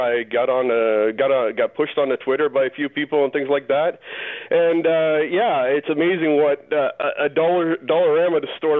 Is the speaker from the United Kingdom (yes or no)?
no; Southwestern Ontario, Canada; moved away as an adult; now in Winnipeg, Canada; I grew up in Southwestern Ontario. I'm the epitome of, sadly, of the fan base down there.